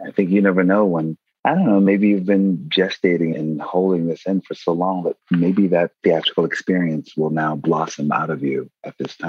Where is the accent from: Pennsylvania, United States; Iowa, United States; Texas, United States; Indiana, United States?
Pennsylvania, United States; Philadelphia; moved away as an adult; also born or lived in San Francisco / New York; although I grew up in Philadelphia, I feel like I was raised in San Francisco. And I was there for 10 years.